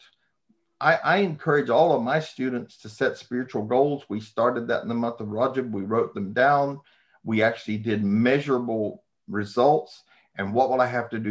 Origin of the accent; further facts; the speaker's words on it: United States; I am an American, seven generations.